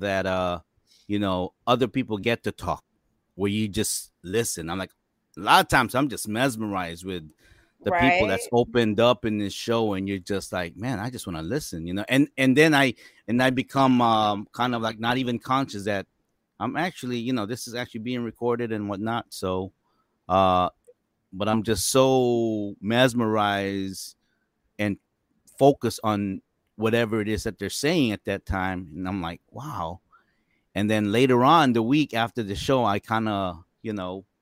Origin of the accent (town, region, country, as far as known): United States